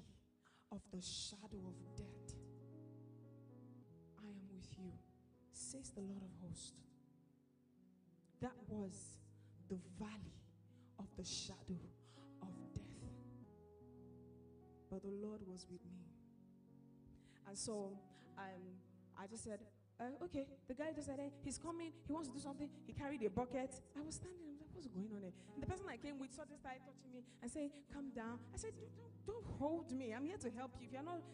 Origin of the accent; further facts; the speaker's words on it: Lagos, Nigeria; I was born in Lagos